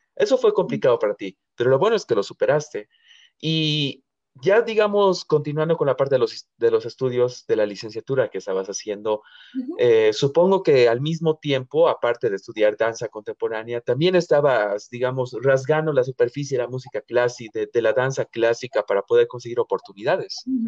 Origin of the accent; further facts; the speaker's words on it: Bolivia; yo aquí como boliviano